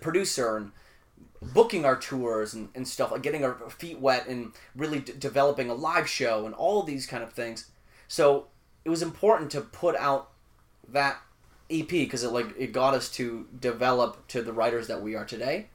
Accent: Vancouver, British Columbia, Canada; also born or lived in Winnipeg, Manitoba, Canada; I moved from Winnipeg to Vancouver, okay, when I was like eleven

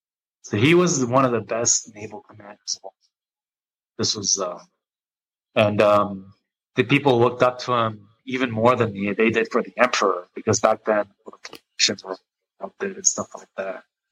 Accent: United States; I was born in America.

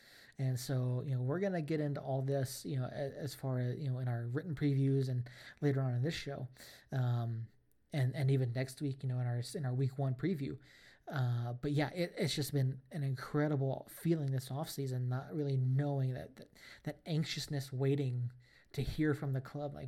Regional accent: Atlanta, Georgia, United States; now in New Mexico, United States; I'm 1,500 miles away, 1,800 miles away from Atlanta, from my hometown club.

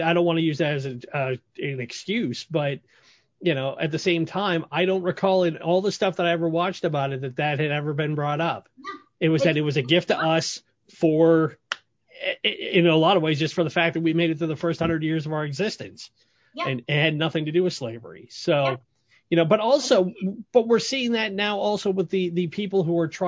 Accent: Boston, Massachusetts, United States; moved away; also born or lived in Portland, Oregon; growing up in Boston

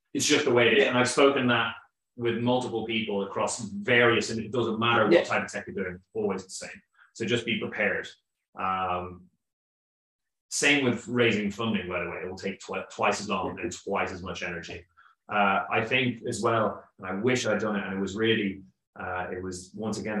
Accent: Kildare, Leinster, Ireland; I am from Kildare

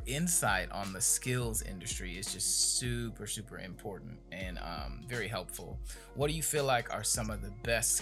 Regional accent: Gary, Indiana, United States; coming from where I'm from Gary, Indiana

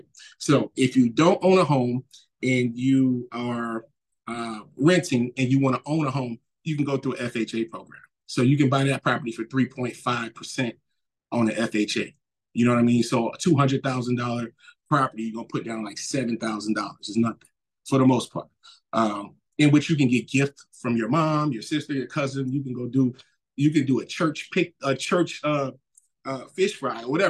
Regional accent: New Orleans, Louisiana, United States; moved away; also born or lived in Mississippi; I grew up in New Orleans, and the second half of my youth, I kind of lived in Mississippi

